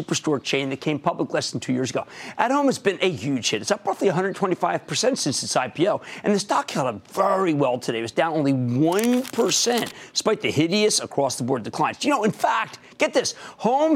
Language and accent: English; New Jersey, United States; my home state of New Jersey